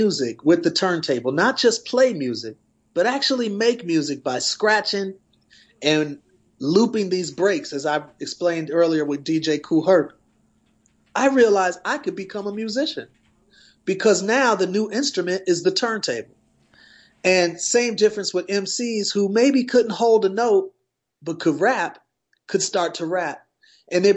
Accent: Milwaukee, Wisconsin, United States; moved away; I'm originally from Wisconsin, Milwaukee to be exact.

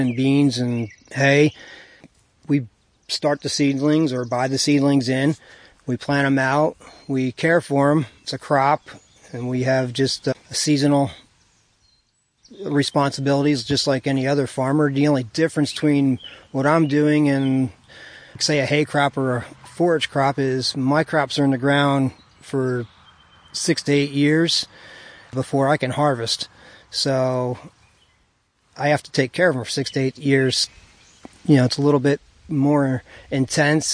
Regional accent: Callicoon / Jeffersonville area, New York, United States; As a kid, I grew up in the Calicoon Jeff area, up through Route 52A there.

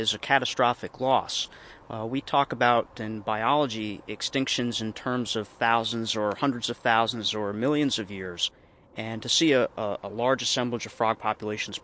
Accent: Circleville, New York, United States; also born or lived in Sullivan County, New York; when I was a child growing up in Circleville in Orange County

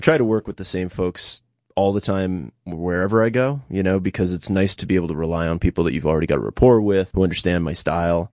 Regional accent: New York City, New York, United States; moved away as an adult; now in Catskills, United States; I was born and raised in New York City.

